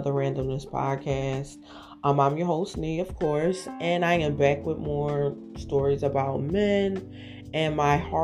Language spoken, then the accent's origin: English; Philadelphia, Pennsylvania, United States; I am from Philadelphia